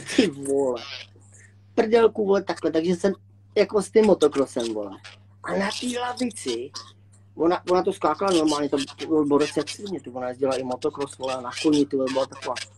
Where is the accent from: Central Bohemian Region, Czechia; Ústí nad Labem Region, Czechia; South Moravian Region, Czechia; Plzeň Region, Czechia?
Ústí nad Labem Region, Czechia; Litvínov; Já jsem tady z Liťáku, nebo tady ze Severní Čech